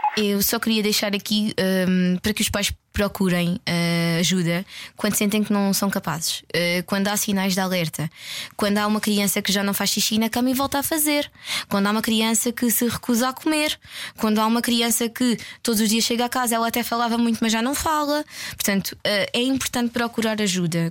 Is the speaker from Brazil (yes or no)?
no; Évora, Alentejo, Portugal; Eu não sou de cá, sou de Évora.